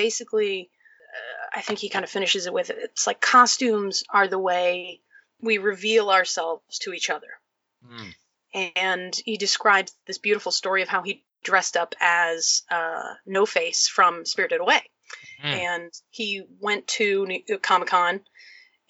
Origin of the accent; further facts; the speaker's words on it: United States; also born or lived in London; I'm actually American